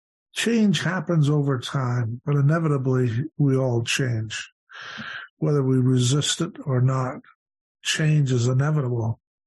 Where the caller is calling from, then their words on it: Hamilton, Ontario, Canada; And I come to you from Hamilton, Ontario, today, and looking forward very much to being with you.